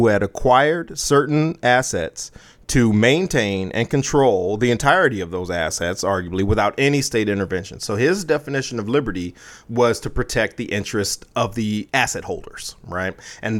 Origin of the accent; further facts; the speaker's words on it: United States; As an American